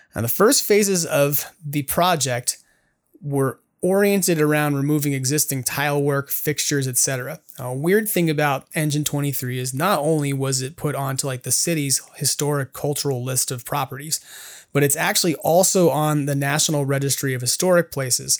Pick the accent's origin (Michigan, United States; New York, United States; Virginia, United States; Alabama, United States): New York, United States; now in California, United States; I grew up in New York